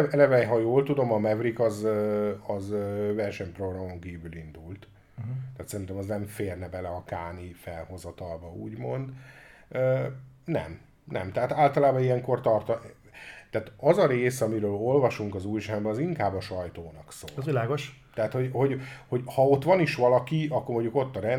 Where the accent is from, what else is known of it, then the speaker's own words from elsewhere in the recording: Hungary; magyarok vagyunk